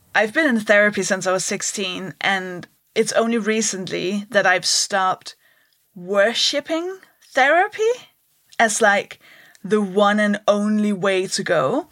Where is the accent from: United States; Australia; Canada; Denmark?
Denmark; English is a second language; moved away as an adult; now in United Kingdom; I'll explain the accent. I'm from Denmark